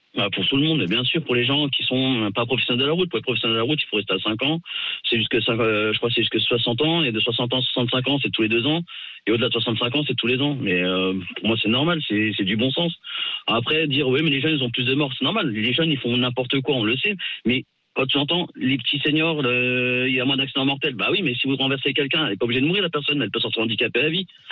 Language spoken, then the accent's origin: French; Alsace, Grand Est, France; now in Yvelines, France; je suis pas une des Yvelines, mais moi je suis d'Alsace, mais j'habite dans les Yvelines.